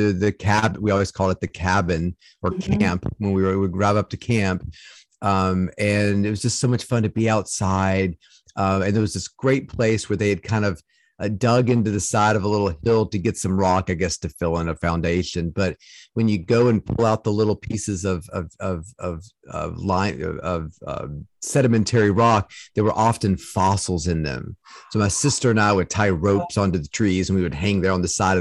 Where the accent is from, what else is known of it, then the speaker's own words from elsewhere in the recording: Salem, Virginia, United States; I grew up in Southwest Virginia in Salem, Roanoke area.